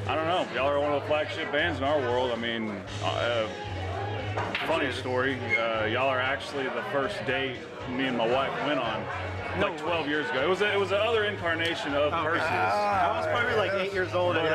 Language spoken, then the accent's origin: English; Tulsa, Oklahoma, United States; I'm from T-Town, Tulsa.